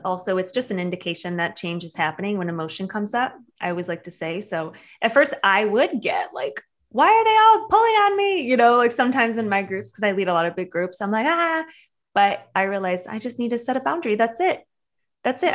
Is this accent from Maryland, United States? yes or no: no; Michigan, United States; moved away; I'm from Michigan originally